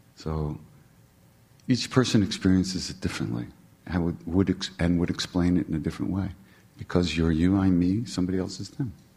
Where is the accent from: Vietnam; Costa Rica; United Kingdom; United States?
United States; New York; I'm from New York